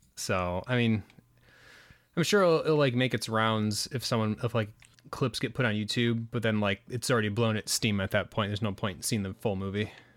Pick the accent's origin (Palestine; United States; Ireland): United States